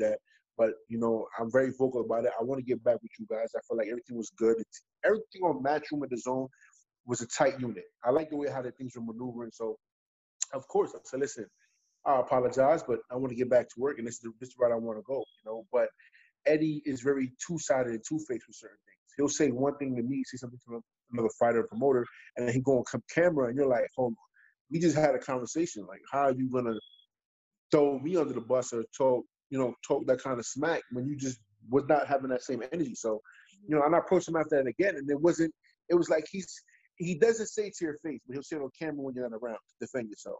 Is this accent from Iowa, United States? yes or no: no; New York City, New York, United States; I'm from Brooklyn